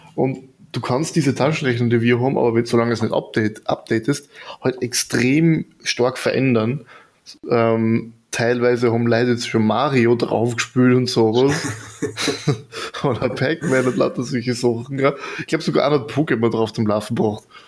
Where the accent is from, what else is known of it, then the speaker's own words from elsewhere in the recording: Burgenland, Austria; ich komme jetzt aus dem Burgenland